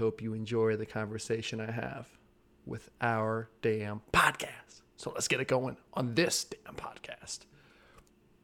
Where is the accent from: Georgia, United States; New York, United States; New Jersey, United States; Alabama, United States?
New Jersey, United States; I grew up in Jersey too, where it was actually really humid in New Jersey